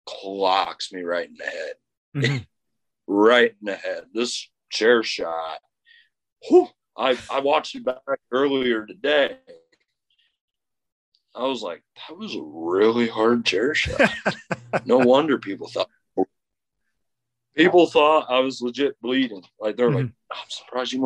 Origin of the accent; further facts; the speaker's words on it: Muscatine, Iowa, United States; Muscatine, Iowa is my hometown.